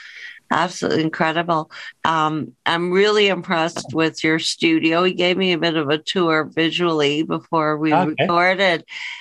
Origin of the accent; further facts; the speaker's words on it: Toronto, Ontario, Canada; That's my hometown.